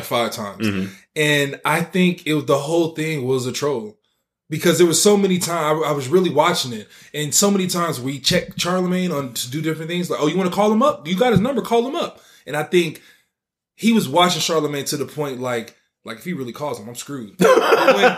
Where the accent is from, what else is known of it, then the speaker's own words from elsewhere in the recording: Oakland, California, United States; when I grew up in the Bay Area